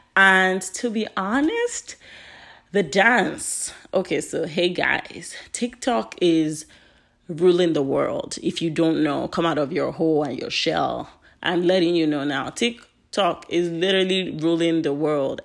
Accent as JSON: {"language": "English", "country": "Nigeria", "lives_now": "United States", "said": "I am Nigerian. My parents are Nigerian"}